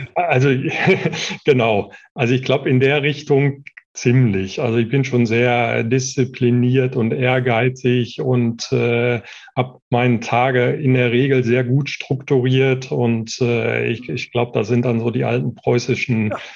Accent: Marl, North Rhine-Westphalia, Germany; also born or lived in Bochum; bin also tatsächlich äh, in Mal aufgewachsen

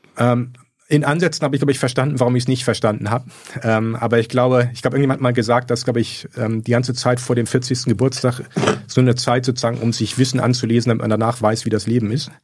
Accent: Bremen, Germany; moved away; also born or lived in Göttingen; Ich komme aus Bremen

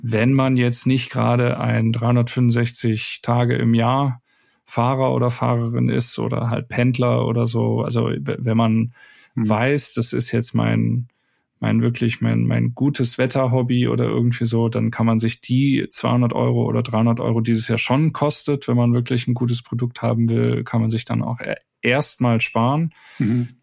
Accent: Wuppertal, North Rhine-Westphalia, Germany; ich bin gebürtig aus Wuppertal

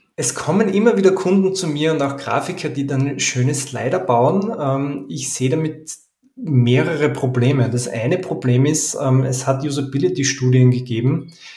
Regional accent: Vienna, Austria; Ich komme aus Wien

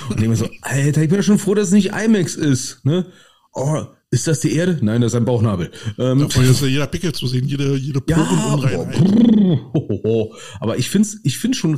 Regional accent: Berlin, Germany; also als Berliner finden wir den Namen schon per se geil

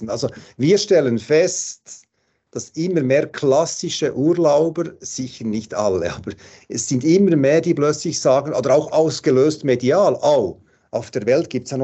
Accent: Switzerland; jetzt bei uns in der Schweiz, was es mal so angedacht.

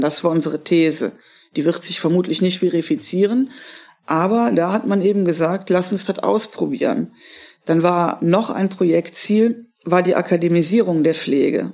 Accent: Germany; bei uns in Deutschland

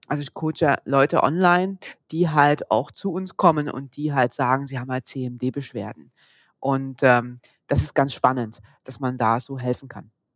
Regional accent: Saxony, Germany; moved away as an adult; now in Stuttgart, Germany; Ursprünglich komme ich aus Sachsen, war da schon Physio in Sachsen

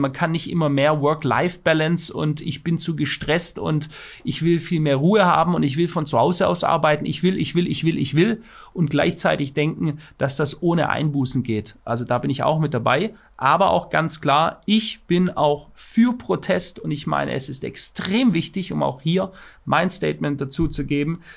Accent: Germany; Ich bin Deutscher und ich fühle mich als Deutscher

